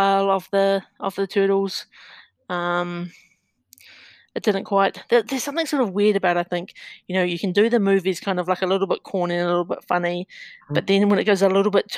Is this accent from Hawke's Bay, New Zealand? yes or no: yes; Napier, Hawke's Bay, New Zealand; growing up in New Zealand, we only had two TV channels